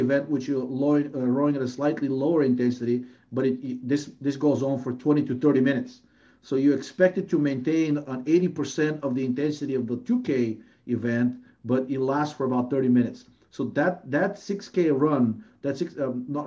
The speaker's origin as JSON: {"language": "English", "country": "Bulgaria", "moved": "as an adult", "lives_now": "United States", "said": "I'm originally from Bulgaria"}